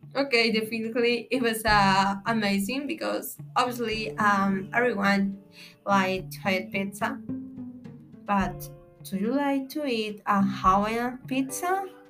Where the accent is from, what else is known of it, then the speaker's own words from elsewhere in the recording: Villahermosa, Tabasco, Mexico; English is a second language; I am from Mexico. I am lived in Villahermosa, Tabasco